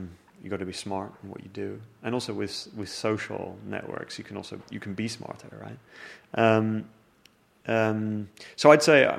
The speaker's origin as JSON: {"language": "English", "region": "London", "country": "United Kingdom", "tie": "born or raised there", "also_born_or_lived": "Zurich, Switzerland", "said": "I moved to London when I was 12 years old, so I view myself as like a Londoner"}